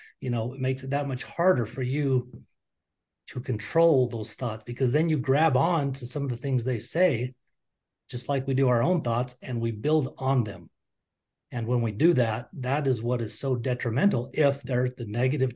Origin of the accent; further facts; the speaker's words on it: Utah, United States; I grew up in Utah, which is a very staunch Mormon community